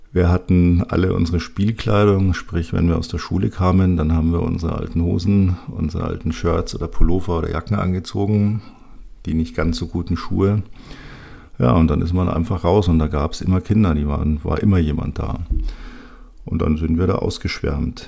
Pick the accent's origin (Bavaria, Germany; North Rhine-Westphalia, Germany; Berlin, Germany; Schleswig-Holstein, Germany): Bavaria, Germany; Munich; ich bin ganz am Nordrand der Stadt aufgewachsen, von meinem Kinderzimmerfenster aus konnte ich tatsächlich über die ganze Stadt schauen, bis zu den Alpen